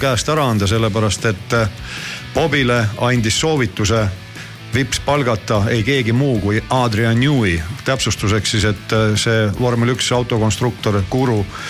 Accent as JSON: {"language": "Estonian", "country": "Estonia", "said": "ma olen eestlane"}